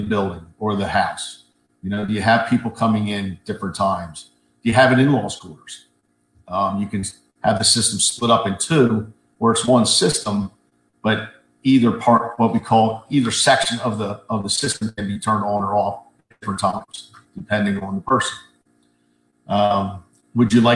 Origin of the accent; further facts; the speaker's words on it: Gilbertsville, Pennsylvania, United States; also born or lived in Boyertown; I live on the other side of Boyertown, grew up in the Gilbertsville area